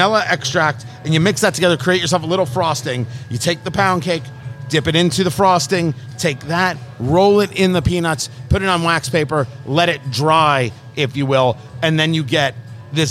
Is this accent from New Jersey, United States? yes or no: yes; New Jersey, United States; Growing up in Jersey, pound cake, you got it at the diner